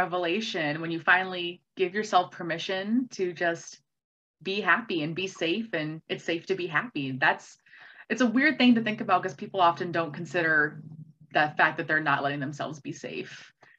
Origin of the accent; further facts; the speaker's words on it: White Bear Lake, Minnesota, United States; I grew up in White Bear Lake